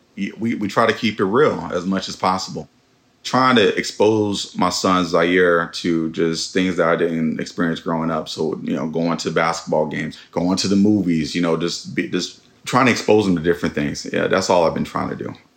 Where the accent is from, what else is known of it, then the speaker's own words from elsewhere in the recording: Oakland, California, United States; 96 and Sunnyside. That's um yeah, stomping grounds.